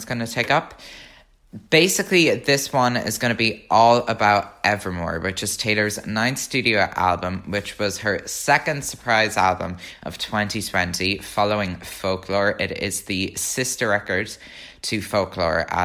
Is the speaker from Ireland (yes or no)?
yes; Ireland; I'm an Irish Swiftie